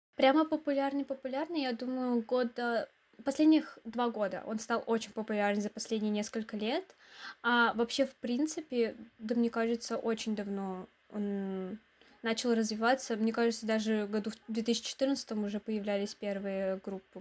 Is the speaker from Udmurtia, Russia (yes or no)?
yes; Izhevsk, Udmurtia, Russia; Мне 19 лет. Я из Ижевска.